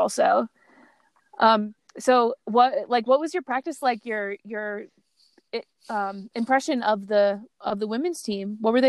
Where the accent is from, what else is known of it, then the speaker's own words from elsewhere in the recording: East Coast, United States; I grew up on the East Coast